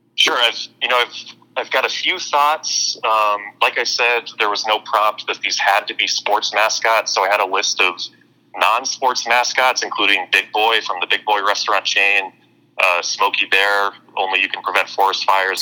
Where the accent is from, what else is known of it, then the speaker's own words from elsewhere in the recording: Arizona, United States; I'm a University of Arizona alum